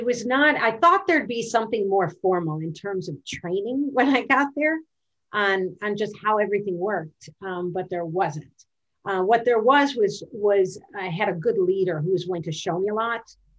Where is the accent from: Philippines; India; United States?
United States; Midwest; moved away as an adult; also born or lived in Washington, D.C.; I was originally from the Midwest